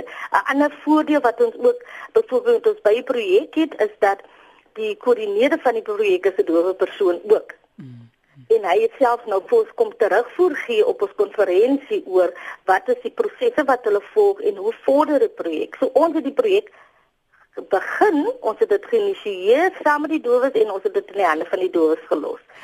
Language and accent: Afrikaans; Boland, Western Cape, South Africa; moved away as an adult; also born or lived in Kimberley; now in Worcester, South Africa; Ek is oorspronklik van die Boland